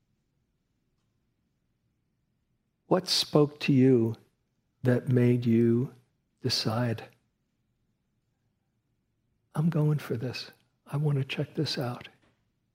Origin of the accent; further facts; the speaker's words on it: New York City, New York, United States; I was from Queens